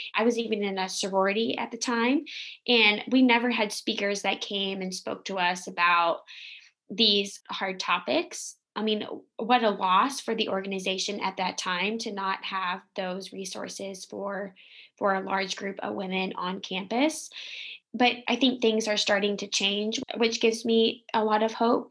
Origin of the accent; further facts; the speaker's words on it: the South, United States; I'm from the South